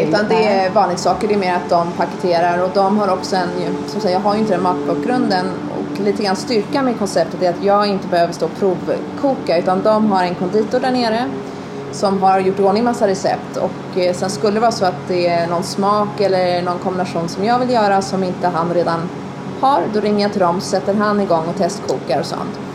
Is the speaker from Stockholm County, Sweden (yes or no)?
yes; Stockholm, Stockholm County, Sweden; also born or lived in United States / New York; now in Östergötland, Sweden; jag är uppvuxen i Stockholm och, eh, delvis i USA